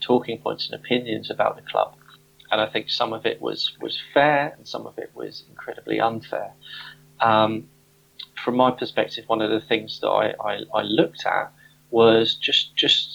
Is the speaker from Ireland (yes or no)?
no; Southampton, South East England, United Kingdom; moved away as an adult; now in London, United Kingdom; I was born in Southampton. I was brought up in Southampton